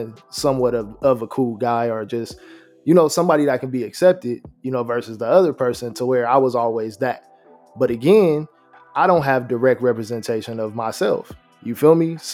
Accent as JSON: {"language": "English", "town": "Rancho Cucamonga", "region": "California", "country": "United States", "tie": "born or raised there", "also_born_or_lived": "Los Angeles, United States", "said": "I didn't move out of LA till I was about 2. And then we moved here"}